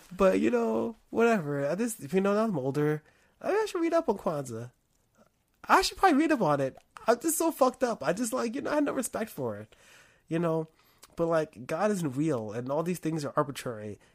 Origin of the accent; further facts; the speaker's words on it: United States; I'm an American, I'm an American Negro.